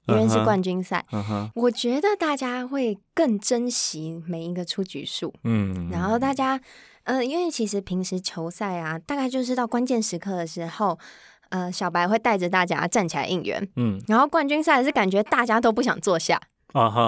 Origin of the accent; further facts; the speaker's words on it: Taipei, Taiwan; 不是，我是台北人，